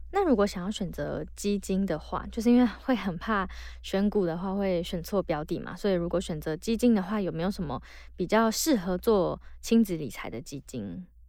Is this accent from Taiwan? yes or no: yes; northern Taiwan, Taiwan; 北部好像是，就以我长大的环境为例